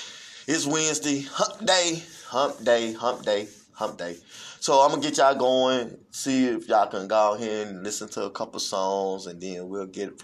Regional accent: Missouri, United States; now in Illinois, United States; I am from Missouri.

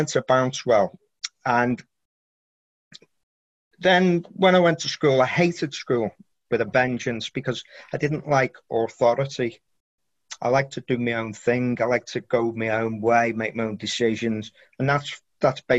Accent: Birkenhead, North West England, United Kingdom; I was born in Birkenhead, which is near Liverpool, and famous for the shipyard, Camelot Shipyard

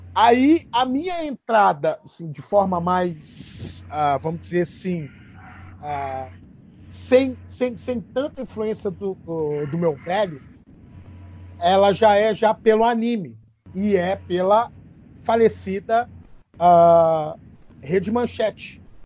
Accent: Belo Horizonte, Minas Gerais, Brazil; eu sou também daqui de Belo Horizonte

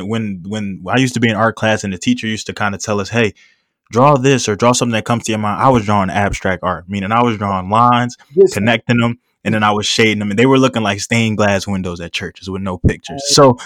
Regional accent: Philadelphia, Pennsylvania, United States; I preach that I'm especially coming from Philadelphia and really just seeing how everything goes.

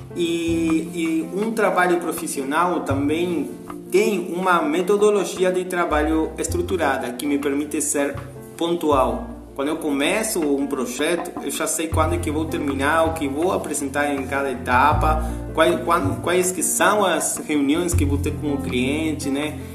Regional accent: Argentina; Portuguese is a second language; moved away as an adult; now in Imbituba, Brazil; sou argentino e estou morando aqui no Brasil faz cinco anos

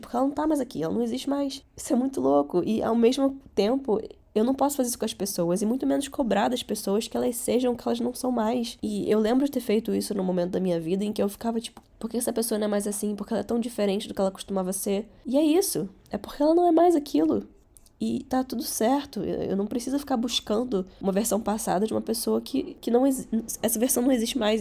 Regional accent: Rio de Janeiro, Brazil; first language Catalan; Portuguese is a second language; also born or lived in Barcelona, Spain; eu nasci em Barcelona. Só que eu vim pro Rio de Janeiro com três anos

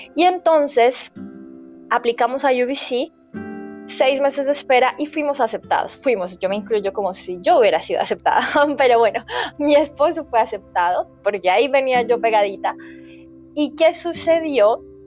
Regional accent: Colombia; moved away as an adult; also born or lived in Vietnam; now in Canada; soy de Colombia, pero estaba viviendo en Vietnam

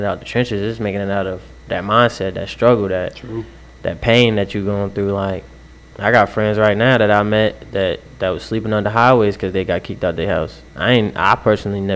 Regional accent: Waterbury, Connecticut, United States; I'm from Waterbury, Connecticut.

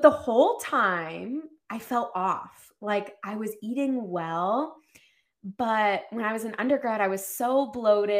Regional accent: Ohio, United States; now in Boston, United States; I grew up in Ohio

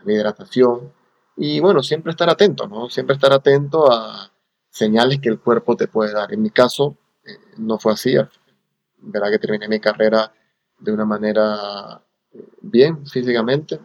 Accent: Panama; born or raised there; moved away as an adult; also born or lived in Cagliari, Italy / Romania / Los Angeles, United States

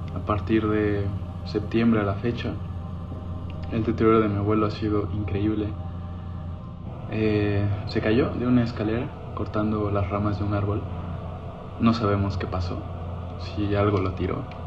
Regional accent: Oaxaca, Mexico; Me crié con mi abuelo en Oaxaca

